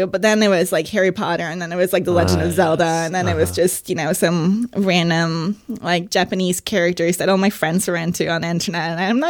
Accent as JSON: {"language": "English", "region": "Oslo", "country": "Norway", "also_born_or_lived": "San Francisco, United States", "moved": "as an adult", "lives_now": "London, United Kingdom", "said": "I'm from Oslo, Norway."}